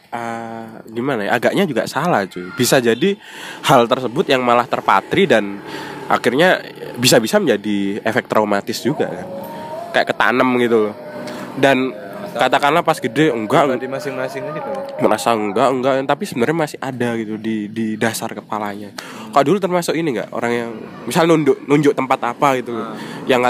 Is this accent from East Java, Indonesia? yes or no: yes; Sidoarjo, East Java, Indonesia; ya aku kecilnya di Sidoarjo